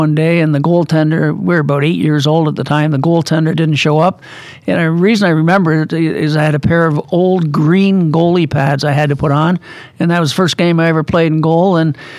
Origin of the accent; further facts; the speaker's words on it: Kingston, Ontario, Canada; moved away as an adult; also born or lived in Springfield, Massachusetts; I was born and raised in Kingston, Ontario.